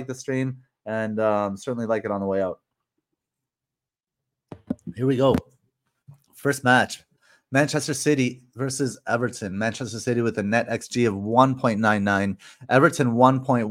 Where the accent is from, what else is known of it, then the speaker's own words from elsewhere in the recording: Canada; When I was growing up in Canada